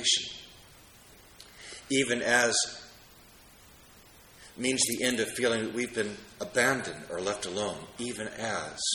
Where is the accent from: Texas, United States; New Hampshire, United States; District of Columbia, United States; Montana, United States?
District of Columbia, United States; Washington; my hometown of Washington, D.C.